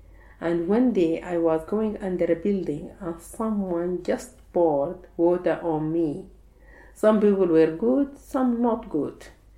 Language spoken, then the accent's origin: English; Sudan; now in Egypt; When I came from Sudan to Egypt, I had to work.